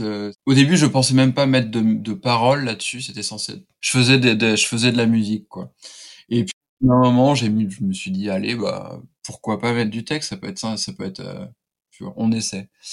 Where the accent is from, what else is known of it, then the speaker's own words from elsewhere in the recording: Laval, Pays de la Loire, France; j'ai passé une partie de mon enfance à Laval, qui est la ville du douanier Rousseau